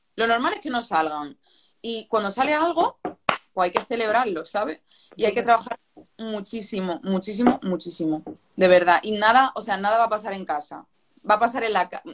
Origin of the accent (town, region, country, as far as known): Málaga, Andalusia, Spain; moved away as an adult; now in Madrid, Spain